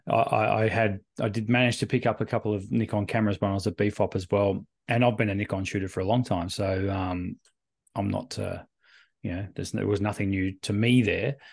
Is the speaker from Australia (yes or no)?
yes; Australia; we're Australian